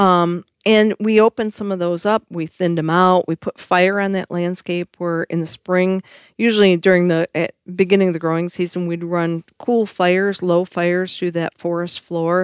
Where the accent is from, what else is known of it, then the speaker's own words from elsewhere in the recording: Michigan, United States; I am from Michigan.